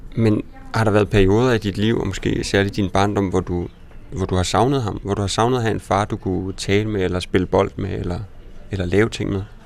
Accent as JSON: {"language": "Danish", "area": "Sønder Felding", "region": "Central Denmark Region", "country": "Denmark", "tie": "born or raised there", "moved": "yes", "said": "var jeg hjemme i Sønderfælling for at besøge min mor"}